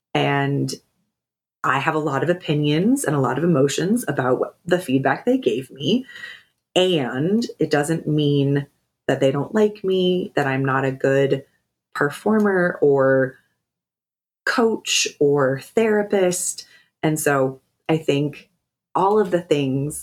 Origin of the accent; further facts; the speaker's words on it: Pacific Northwest, United States; I grew up in the Pacific Northwest